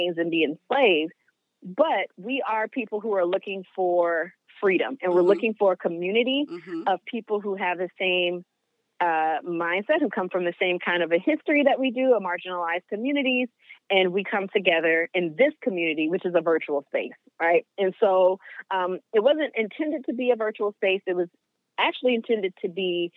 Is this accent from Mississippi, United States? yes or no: yes; Greenville, Mississippi, United States; my hometown in Greenville, Mississippi